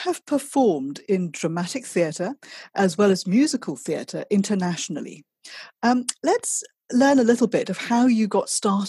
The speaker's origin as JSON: {"language": "English", "country": "Malaysia", "moved": "yes", "lives_now": "London, United Kingdom", "said": "I'm from Malaysia, but I live in London"}